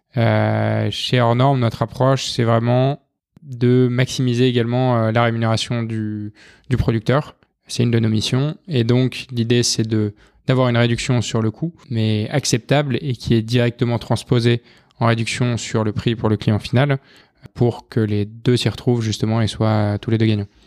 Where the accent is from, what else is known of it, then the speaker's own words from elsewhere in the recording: north of Arras, Hauts-de-France, France; moved away; also born or lived in Lyon; je viens du, nord d'Arras